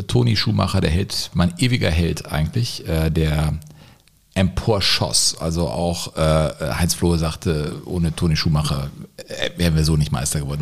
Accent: Cologne, North Rhine-Westphalia, Germany; komme ich als gebürtiger Kölner

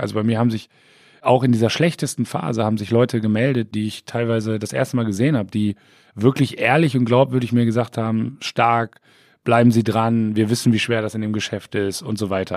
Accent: Siegen, North Rhine-Westphalia, Germany; also born or lived in Delmhorst; now in Bremen, Germany; ich bin ja Siegerländer, wo wir gerade bei Geburtsorten waren. Ne? Ich komme aus Siegen, habe dann lange in Delmhorst gelebt und jetzt in Bremen.

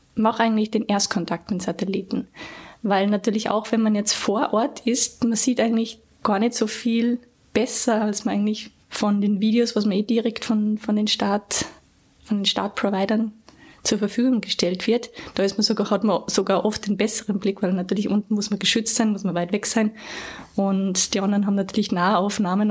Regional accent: Gastein Valley, Salzburg, Austria; moved away; also born or lived in Graz; Ich bin ursprünglich aus dem Gasteinertal in Salzburg, habe dort ganz normal Volksschule und Hauptschule ähm, absolviert

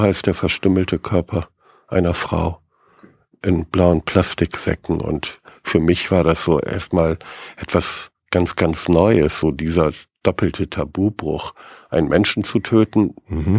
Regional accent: Bremen, Germany; als Bremer

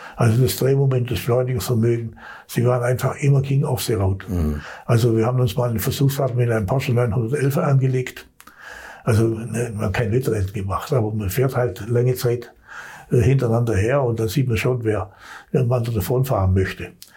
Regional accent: Swabia, Germany; als Schwabe

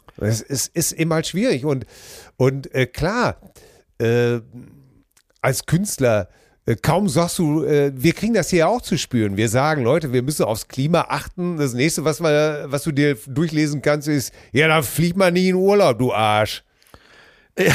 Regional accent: Hamm, North Rhine-Westphalia, Germany; meiner Heimatstadt in Hamm

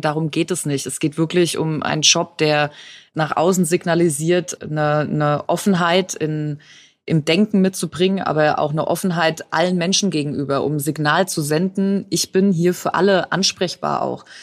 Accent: Franconia, Bavaria, Germany; Also als Fränkin könnte ich ja sagen, wir haben noch unterfränkischen Wein

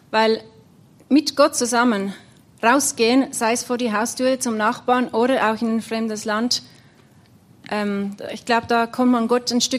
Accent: Zurich, Switzerland; gar nicht so viel anders wie jetzt im Kanton Zürich, wo ich herkomme.

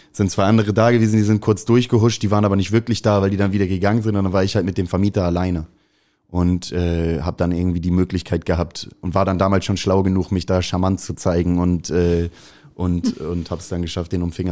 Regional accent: Hamburg, Germany; Ich liebe St. Pauli, ist meine Heimat, ist irgendwie, ich habe, glaube ich, die wichtigste Zeit meines Lebens hier erlebt.

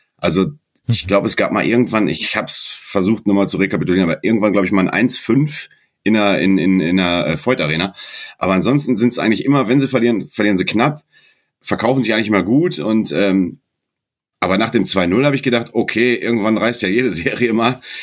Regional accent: Dortmund, North Rhine-Westphalia, Germany; now in Baden-Württemberg, Germany; ich bin kein Schwabe, ich bin gebürtiger Dortmunder

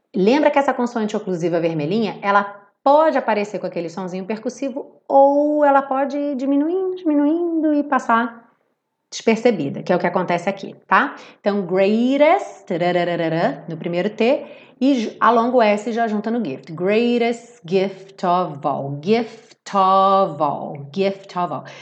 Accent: Rio de Janeiro, Brazil; Eu tô aqui falando do Rio de Janeiro com meu sotaque

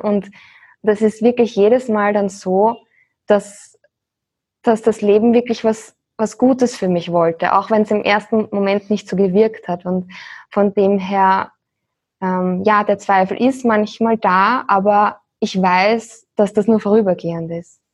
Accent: Austria; moved away as an adult; wir sind aus Österreich in der Nähe von Wien

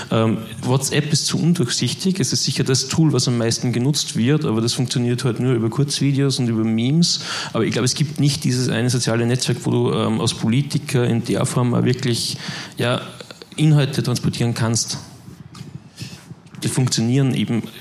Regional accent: Austria; Ich komme aus Österreich, wir haben gerade zwei ähm, mehr oder noch mehr emotionalisierende Wahlkämpfe hinter uns.

